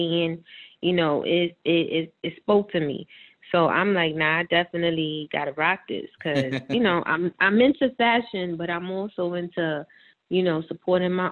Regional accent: New York City, New York, United States; also born or lived in Bronx, New York / Washington Heights, New York; I grew up in the Heights also. Like, I was going back and forth between my mom and my dad

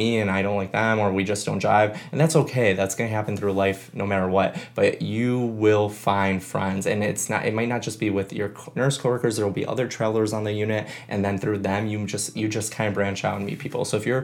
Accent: Chicago, Illinois, United States; moved away as an adult; now in San Diego, United States; I grew up in Chicago, where I knew everyone and I went to high school

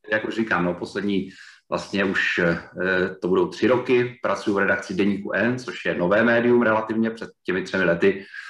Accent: Brno, South Moravian Region, Czechia; moved away as an adult; also born or lived in České Budějovice / Prague; já jsem původně z Brna

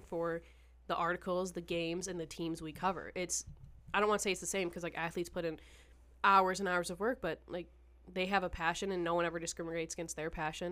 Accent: Detroit, Michigan, United States; I'm from Michigan

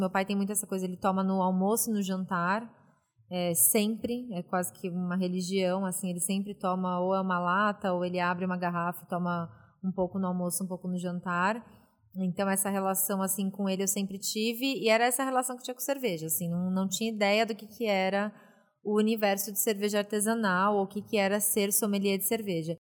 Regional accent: São Paulo, Brazil; nasci na ZL, né? Famosa Zona Leste de São Paulo.

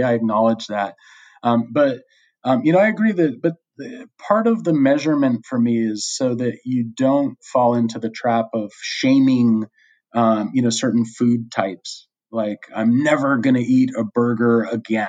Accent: United States; moved away as an adult; now in Australia; In the U.S., which is my home country

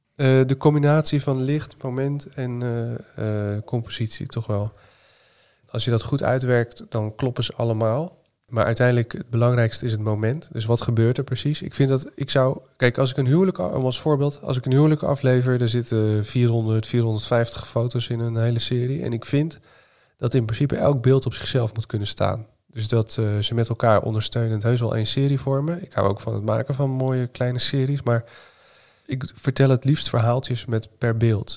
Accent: Zeeland, Netherlands; now in Utrecht, Netherlands; Ik kom zelf uit Zeeland oorspronkelijk

